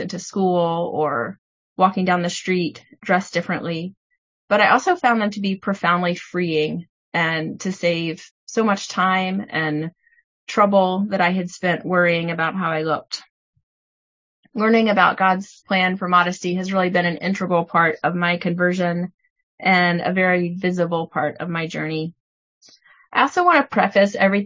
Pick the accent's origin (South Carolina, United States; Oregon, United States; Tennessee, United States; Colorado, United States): Tennessee, United States; I grew up in Tennessee in a church that didn't teach anything about modesty